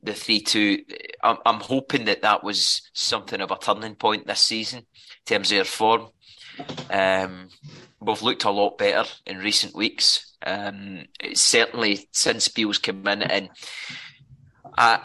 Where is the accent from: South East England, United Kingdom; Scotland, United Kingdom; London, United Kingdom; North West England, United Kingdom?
Scotland, United Kingdom; Irvine; moved away; I'm originally from Irvine